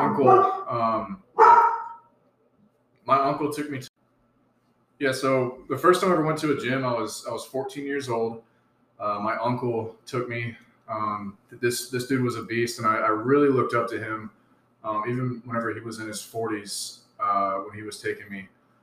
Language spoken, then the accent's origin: English; Southeast Alabama, United States; moved away as an adult; also born or lived in Great Lakes / Virginia; now in San Diego, United States; I'm originally from Southeast Alabama. I was born and raised there.